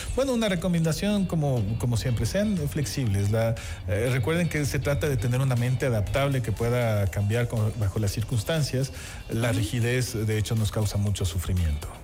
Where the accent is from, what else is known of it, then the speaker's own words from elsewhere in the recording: Ecuador; esta relación que tenemos con el sol